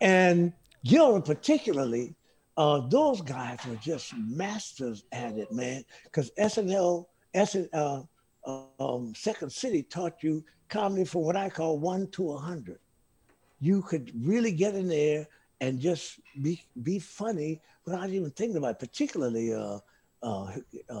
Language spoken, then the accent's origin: English; New Orleans, Louisiana, United States; moved away; I came from New Orleans